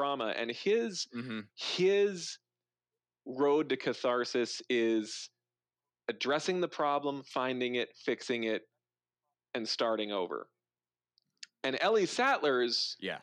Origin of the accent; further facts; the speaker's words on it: North Dakota, United States; I grew up in North Dakota